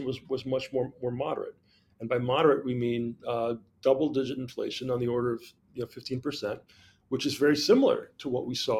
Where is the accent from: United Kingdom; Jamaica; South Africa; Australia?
Jamaica; moved away; But I'm from Jamaica originally